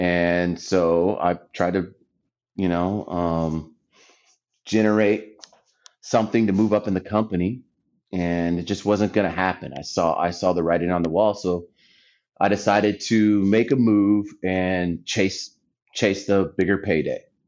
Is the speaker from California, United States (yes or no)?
yes; Anza, California, United States; moved away as an adult; also born or lived in San Diego / Iowa; I'm originally from San Diego. Um, grew up in a small town east of Temecula called Anza